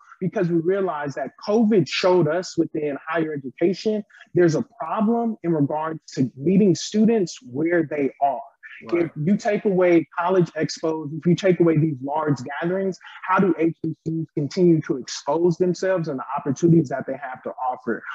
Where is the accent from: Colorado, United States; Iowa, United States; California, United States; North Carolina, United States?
California, United States; Los Angeles; moved away as an adult; also born or lived in Louisiana; I'm from Los Angeles, California